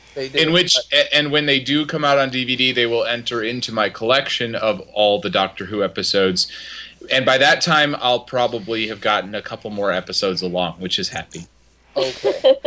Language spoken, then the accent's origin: English; Indiana, United States; I'm from Indiana